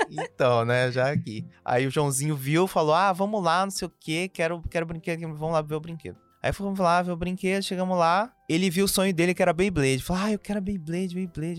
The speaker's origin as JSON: {"language": "Portuguese", "town": "Cuiabá", "region": "Mato Grosso", "country": "Brazil", "tie": "born or raised there", "said": "sou cuiabano desde que eu nasci."}